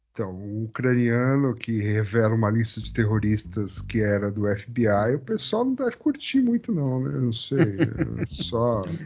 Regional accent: Brazil; a gente é brasileiro

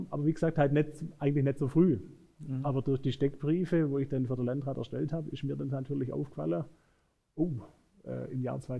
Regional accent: Ferndau, Germany; ja, ja, mögen auch schöne Landkreise sein, aber äh, ich bin hier verwurzelt. Ähm, meine Frau kommt aus Uinge, äh, ich komme aus Ferndau

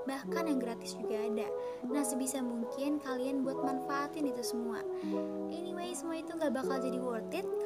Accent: Bandar Lampung, Lampung, Indonesia; Asal gue dari Bandar Lampung

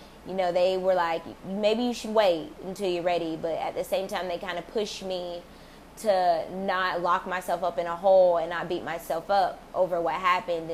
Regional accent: United States; I am African American

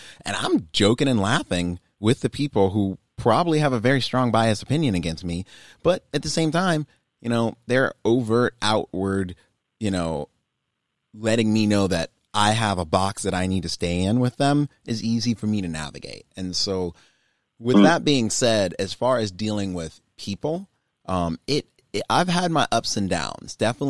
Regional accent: Germany; born there; I'm a military brat. I was born in Germany. You know, my parents are both in the military.

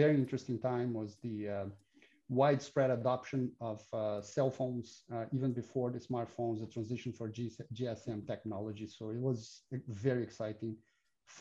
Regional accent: Brazil; I'm Brazilian, born and raised in Brazil

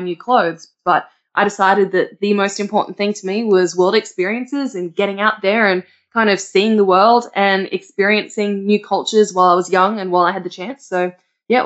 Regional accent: Australia; I'm from Australia

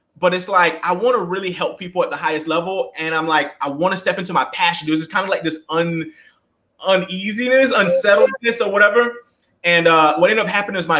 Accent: the South, United States; I grew up in the South in a very kind of like religious home

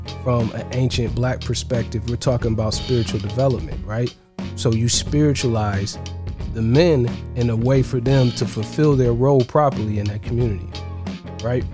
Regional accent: Ohio, United States; now in Georgia, United States; I'm in Georgia. I'm from Ohio originally.

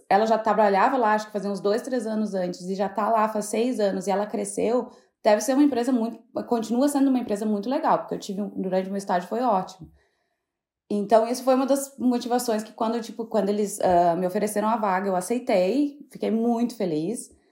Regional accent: Santa Maria, Rio Grande do Sul, Brazil; moved away as an adult; also born or lived in Jaguari / Porto Alegre; now in London, United Kingdom; Na verdade, eu nasci em Jaguari, que é uma cidade muito do interior do Rio Grande do Sul. Uh, mas eu morei minha vida na minha adolescência e minha infância toda em Santa Maria

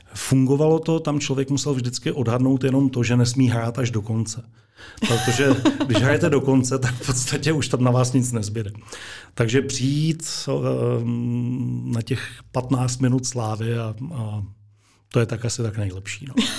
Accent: Moravia, Czechia; now in Kutná Hora, Czechia; Já pocházím z Moravy, eh, z malé vesnice

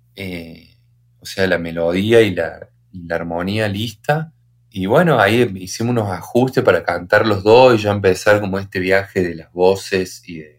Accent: Río Tercero, Córdoba, Argentina; somos de Río Tercero, que es un pueblito mini

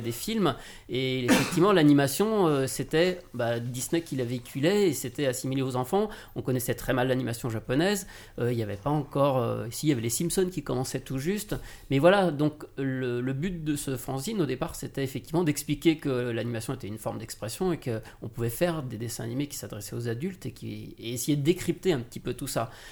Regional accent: Lyon, Auvergne-Rhône-Alpes, France; moved away as an adult; now in Paris, France; moi je viens de Lyon

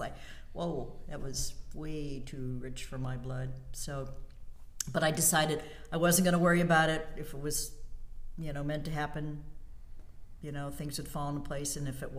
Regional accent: Indianapolis, Indiana, United States; born there; also born or lived in New York City / upstate New York / South Carolina / Alaska; Born in Indianapolis. Mm-hmm. And then I was the gypsy of the family. I've lived in New York City. I was in upstate New York, South Carolina, northern Indiana, Alaska.

